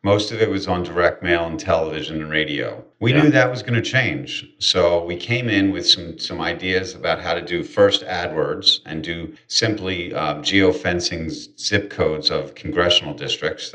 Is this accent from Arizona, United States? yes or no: no; Philadelphia, Pennsylvania, United States; I'm born and raised in Philadelphia, PA